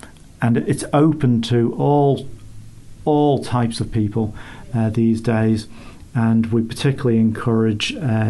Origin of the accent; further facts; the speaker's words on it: Isle of Man; accent: funny accent; also born or lived in Reading; I'm from the Isle of Man.